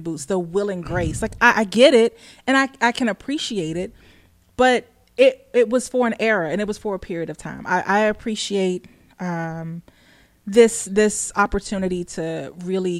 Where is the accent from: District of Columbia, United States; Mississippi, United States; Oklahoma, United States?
District of Columbia, United States; Washington; growing up in the inner city, growing up in Southeast and going to schools